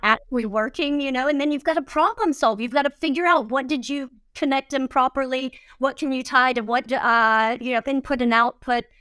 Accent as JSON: {"language": "English", "region": "Georgia", "country": "United States", "said": "I'm from Georgia"}